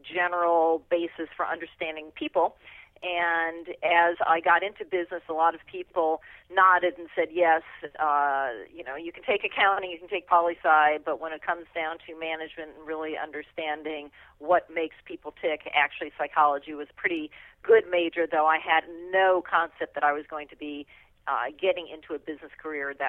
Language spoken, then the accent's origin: English; Chicago, Illinois, United States; moved away as an adult; now in Silicon Valley, United States; I grew up in the Chicago area.